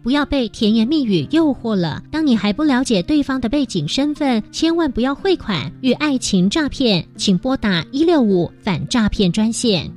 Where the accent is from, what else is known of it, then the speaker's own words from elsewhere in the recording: Changhua County, Taiwan; moved away; 以前我在彰化乡下长大